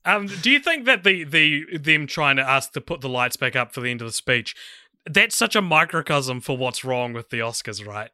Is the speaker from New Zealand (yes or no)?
yes; New Zealand